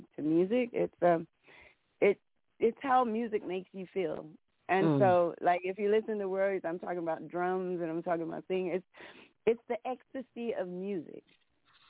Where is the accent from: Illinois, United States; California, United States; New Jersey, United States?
California, United States; Oakland; now in Las Vegas, United States; I live in Vegas. I'm from Oakland, but I live in Vegas